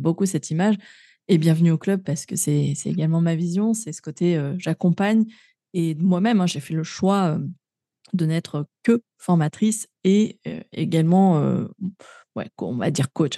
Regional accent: Grenoble, Auvergne-Rhône-Alpes, France; moved away; je suis native de Grenoble, hein, ville verte

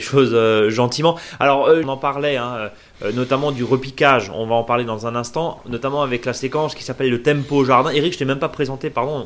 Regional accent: Alsace, Grand Est, France; chez nous en Alsace

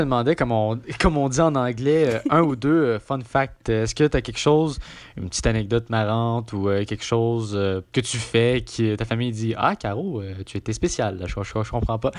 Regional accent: Quebec, Canada; je suis québécois

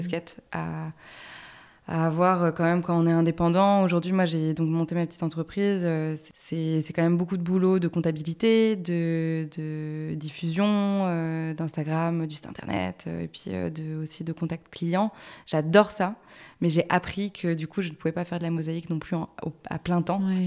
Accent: Paris, Île-de-France, France; le, loft où j'ai grandi à Paris

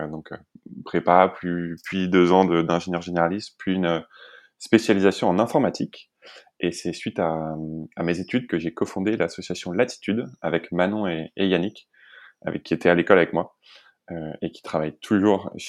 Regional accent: Île-de-France, France; also born or lived in Lesquin / Montbéliard; Euh, je viens plutôt d'Île-de-France, même si j'ai pas mal déménagé quand, quand j'étais petit. J'habitais dans le nord à Léquin et dans l'est à, Montbéliard.

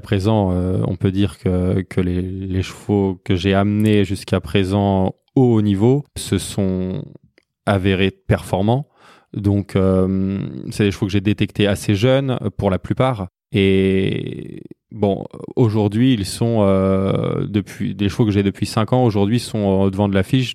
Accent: Rouen, Normandy, France; je suis né à Rouen, en Normandie, où je vis actuellement.

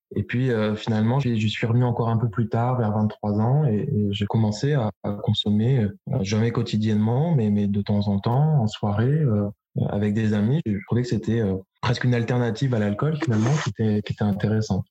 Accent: Luberon, Provence-Alpes-Côte d'Azur, France; moved away as an adult; also born or lived in London; now in Bordeaux, France; Je suis originaire du euh, sud-est de la France. Mes parents possèdent une exploitation viticole au pied du Luberon, en Provence

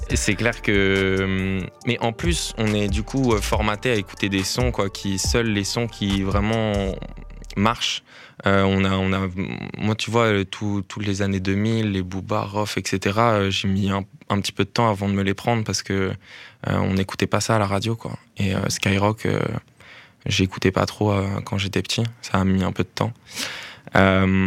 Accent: Lyon, Auvergne-Rhône-Alpes, France; moved away as an adult; now in Brussels, Belgium; je suis arrivé à Bruxelles il y a un an et demi, donc moi je viens de la France, depuis Lyon

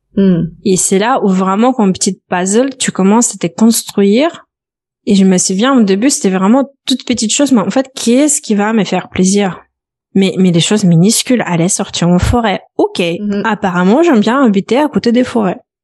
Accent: Belarus; French is a second language; moved away as an adult; also born or lived in Lithuania; now in France; je suis originaire, euh, originaire de Biélorussie. J'ai quitté mon pays natal à l'âge de 17 ans.

